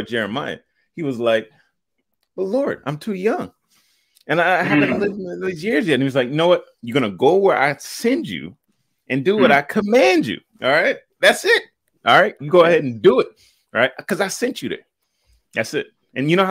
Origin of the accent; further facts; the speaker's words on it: United States; I'm an American